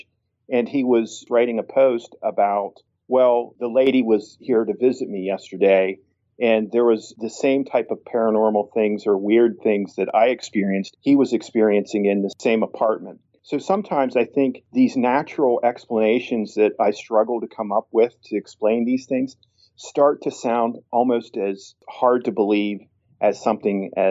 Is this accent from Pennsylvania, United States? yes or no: yes; Tyrone, Pennsylvania, United States; my hometown of Tyrone, Pennsylvania